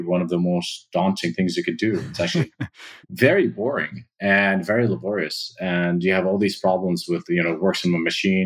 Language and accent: English; Amman, Amman Governorate, Jordan; I grew up in Amman, Jordan